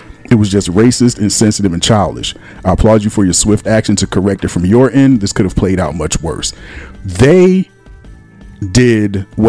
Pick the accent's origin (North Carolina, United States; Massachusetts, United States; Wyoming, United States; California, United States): North Carolina, United States; also born or lived in Philadelphia, United States; And I grew up in North Carolina and I've had liver pudding too.